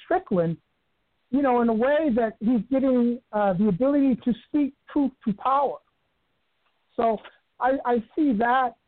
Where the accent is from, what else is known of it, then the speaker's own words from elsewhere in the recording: New York City, New York, United States; moved away; I grew up in the South Bronx of New York City